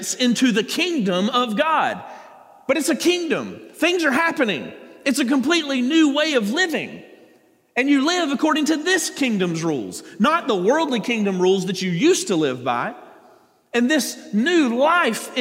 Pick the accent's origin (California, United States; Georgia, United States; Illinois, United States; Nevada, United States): Georgia, United States; South; I'm from South Georgia. It doesn't get much more south than that, okay? I grew, born and raised.